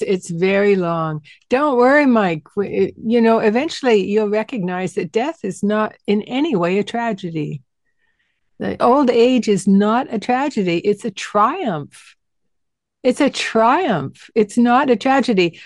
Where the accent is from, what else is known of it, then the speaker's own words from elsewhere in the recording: Western Canada, Canada; I'm a Canadian from Western Canada